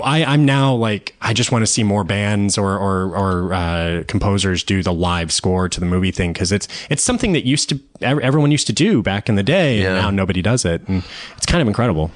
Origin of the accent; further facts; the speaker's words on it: Austin, Texas, United States; I grew up in Austin, Texas